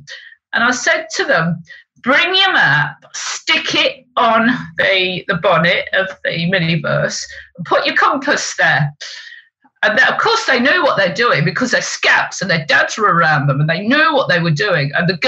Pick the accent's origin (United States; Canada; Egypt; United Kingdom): United Kingdom; East of England; I came from Essex, so this is what I do.